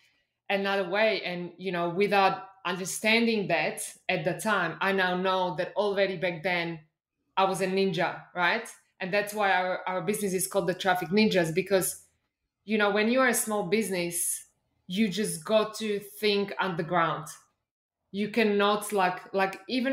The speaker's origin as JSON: {"language": "English", "country": "Slovakia", "tie": "born or raised there", "also_born_or_lived": "Austria / Australia / United Kingdom / Belgium", "second_language": "English", "moved": "yes", "lives_now": "Mexico", "said": "I grew up in Slovakia, which at the time was behind the Iron Curtain"}